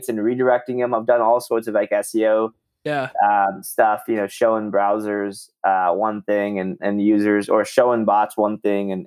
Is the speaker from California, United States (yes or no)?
yes; Southern California, United States; moved away as an adult; also born or lived in Bay Area, California; now in Austin, United States; I'm from Southern California. Well, and then lived in the Bay Area for a bit